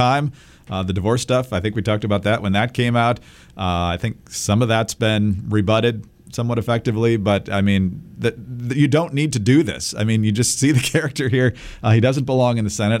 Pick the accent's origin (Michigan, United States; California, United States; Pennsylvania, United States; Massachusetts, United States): Michigan, United States; now in Virginia, United States; my home state of Michigan